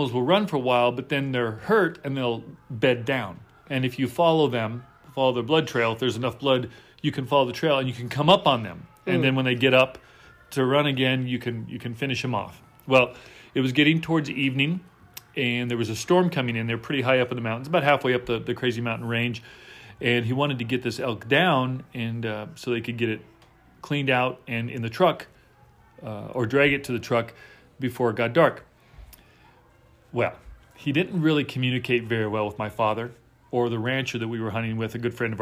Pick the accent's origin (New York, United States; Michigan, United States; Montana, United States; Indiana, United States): Montana, United States; moved away as an adult; also born or lived in Texas; growing up in Montana